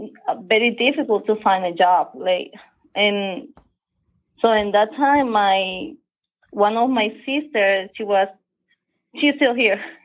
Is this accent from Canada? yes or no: no; Honduras; English is a second language; moved away as an adult; also born or lived in Boston, United States; now in United States; I have been here for 10 years. I came from Honduras.